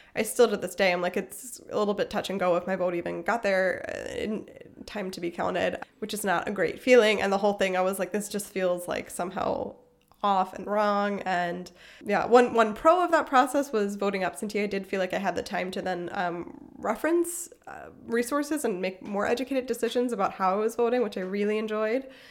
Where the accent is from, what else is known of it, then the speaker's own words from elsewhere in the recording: Pennsylvania, United States; moved away; also born or lived in South Carolina / Illinois; I'm from Pennsylvania, which is a swing state, and I was living in first South Carolina and then Illinois